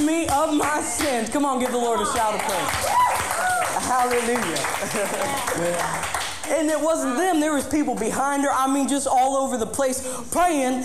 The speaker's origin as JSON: {"language": "English", "area": "Coshocton County", "region": "Ohio", "country": "United States", "tie": "born or raised there", "also_born_or_lived": "Florida", "moved": "as an adult", "said": "I grew up here. This is my hometown."}